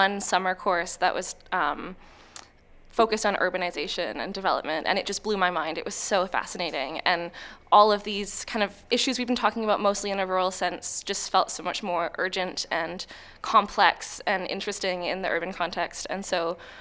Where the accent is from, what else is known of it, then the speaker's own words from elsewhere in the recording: Vancouver, British Columbia, Canada; now in Australia; I'm from Vancouver, and in Vancouver, the inequality is so visible